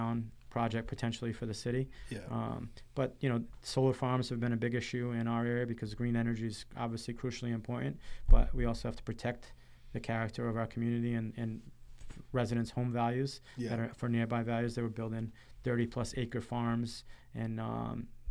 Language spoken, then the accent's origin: English; Cranston, Rhode Island, United States; It's my hometown